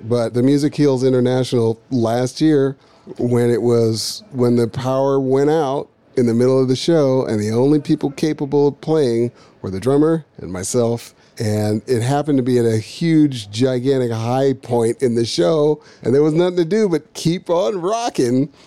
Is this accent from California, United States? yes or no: yes; Berkeley, California, United States; also born or lived in Boston; I grew up in Berkeley, jazz focused guy